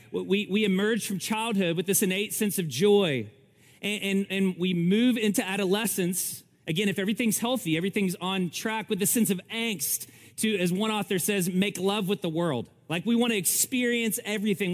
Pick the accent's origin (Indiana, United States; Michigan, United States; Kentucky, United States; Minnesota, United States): Kentucky, United States; Almost every day I spent in the creeks growing up in Kentucky